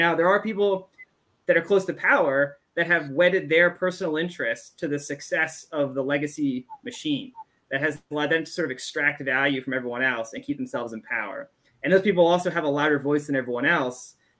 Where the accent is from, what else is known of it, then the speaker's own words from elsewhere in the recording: United States; I'm also an American